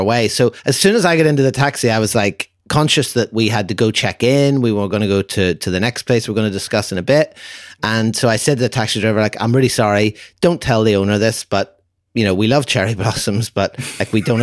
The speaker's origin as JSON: {"language": "English", "country": "Ireland", "said": "where are you from? And I said, Ireland"}